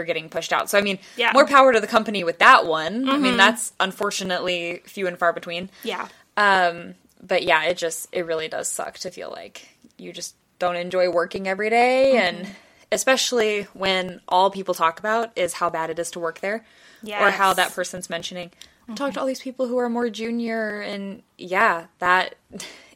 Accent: United States; We're from America

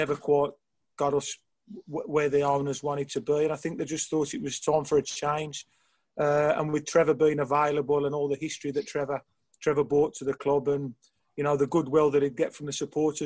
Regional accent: Birmingham, West Midlands, United Kingdom; me being a Brummie and a Blues fan from years ago

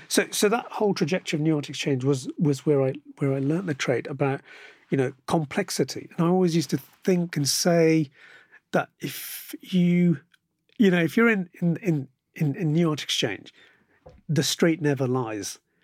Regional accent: Birmingham, West Midlands, United Kingdom; it's my hometown

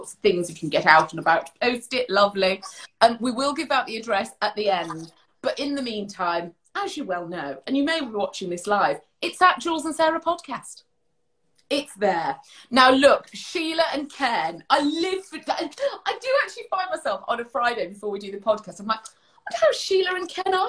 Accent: Leicester, East Midlands, United Kingdom; I was born in Leicester

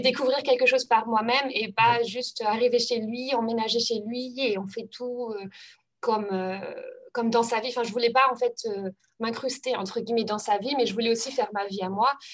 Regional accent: Normandy, France; moved away; also born or lived in Germany; c'était ma première langue en fait au collège euh, parce que euh, bah, j'habitais en Normandie

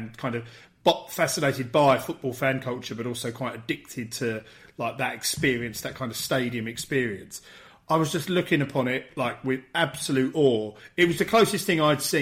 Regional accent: England, United Kingdom; being English

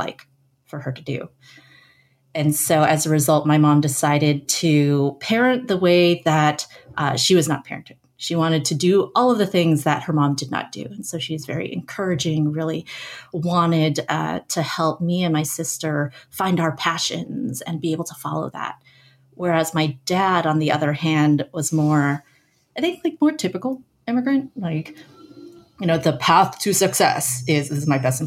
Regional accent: San Francisco Bay Area, California, United States; I grew up in the San Francisco Bay Area in a suburb largely populated by immigrant families

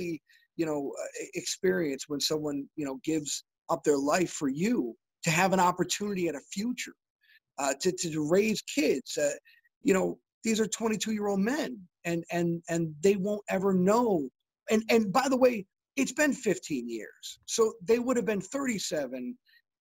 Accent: Western New York, United States; Western New York, my hometown

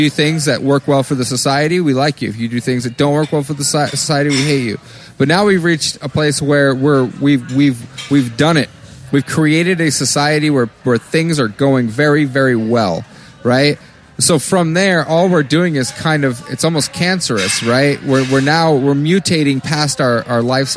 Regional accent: Maine, United States; I'm from Maine

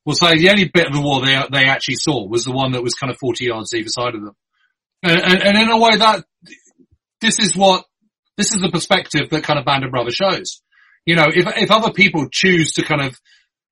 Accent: United Kingdom; as a Brit

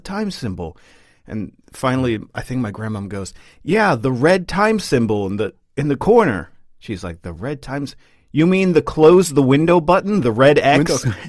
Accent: United States; now in Sweden; as an American

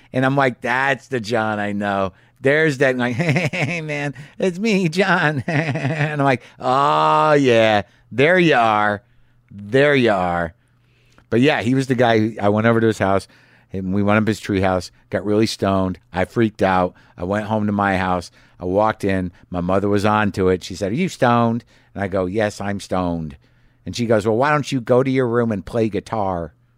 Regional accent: Albuquerque, New Mexico, United States; moved away; at the Albuquerque Journal Theater there in my hometown

